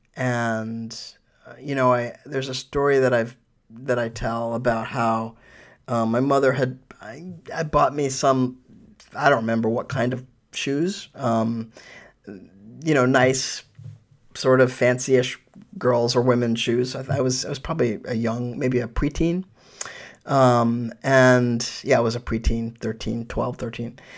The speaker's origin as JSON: {"language": "English", "town": "New York City", "region": "New York", "country": "United States", "tie": "born or raised there", "moved": "yes", "lives_now": "Sonoma County, United States", "said": "I was born in New York, uh, in Manhattan"}